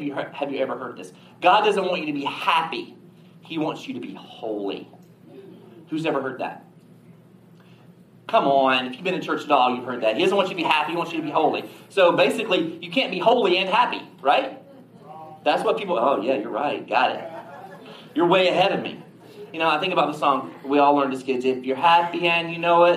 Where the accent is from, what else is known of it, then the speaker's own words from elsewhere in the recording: the South, United States; we're from the South